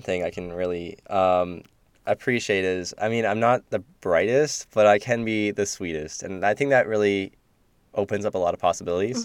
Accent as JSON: {"language": "English", "town": "Kitchener", "region": "Ontario", "country": "Canada", "said": "I'm from Kitchener. K-Town"}